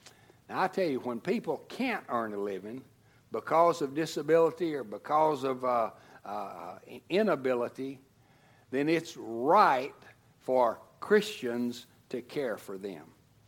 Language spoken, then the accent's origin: English; Tennessee, United States; moved away as an adult; now in Texas, United States; And when I first went to seminary, I came from Tennessee to Texas, didn't have a job, didn't have anything